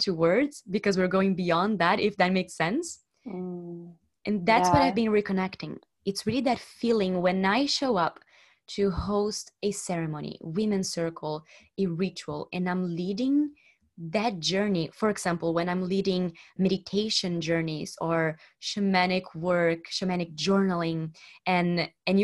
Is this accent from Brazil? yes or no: yes; Brazil; now in Barcelona, Spain; I'm from Brazil. I'm living in Barcelona